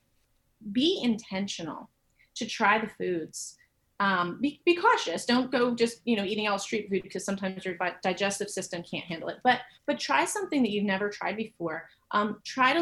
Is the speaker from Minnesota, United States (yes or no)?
no; Maine, United States; now in Nashville, United States; I grew up in a very small town in Maine